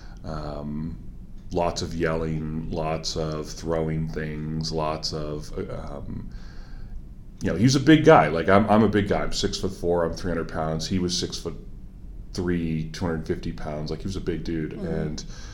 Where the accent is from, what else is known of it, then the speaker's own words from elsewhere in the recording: Milton, Ontario, Canada; also born or lived in Waterloo, Ontario / Guelph, Ontario; now in Puslinch, Canada; I grew up in Milton. So I'm relatively local